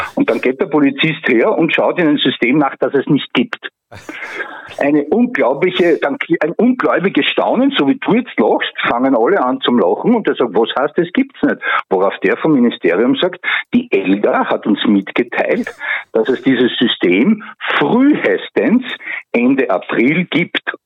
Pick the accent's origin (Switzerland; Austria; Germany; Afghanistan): Austria; Graz, Styria; now in Puchberg am Schneeberg, Austria; ich bin ein Grazer, aber mich hat da hierher verschlagen